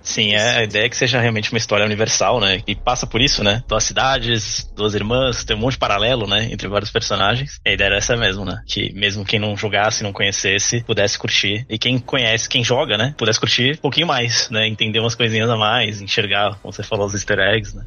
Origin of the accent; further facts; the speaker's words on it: Santos, São Paulo, Brazil; moved away; eu vim de Santos